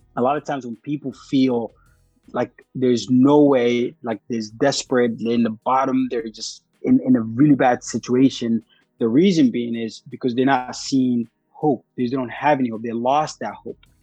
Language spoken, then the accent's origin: English; Sudan; now in United States; I'm very proud to be Sudanese. I walk around talking it. I don't, I don't walk, I mean, I walk around with my specific accent